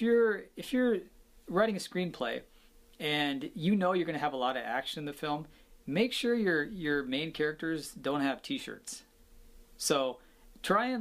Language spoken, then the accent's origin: English; Seattle, Washington, United States; growing up in Seattle, Washington, in the Pacific Northwest